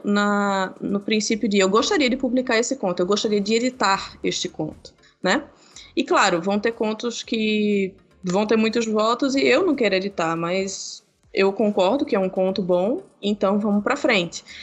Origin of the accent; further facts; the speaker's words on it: Brazil; nós somos brasileiros